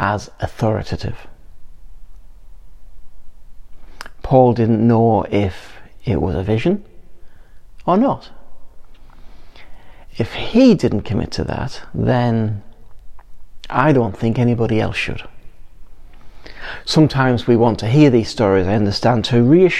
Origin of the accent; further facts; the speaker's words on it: England, United Kingdom; we're English